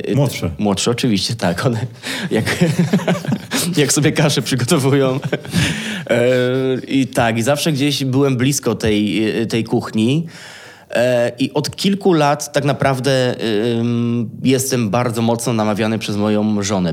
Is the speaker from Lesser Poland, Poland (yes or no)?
no; Kielce, Świętokrzyskie Voivodeship, Poland; moved away as an adult; also born or lived in Kraków; now in Warsaw, Poland; wychowałem się w Kielcach, czyli można powiedzieć, że takie moje miasto rodzinne to są, to są Kielce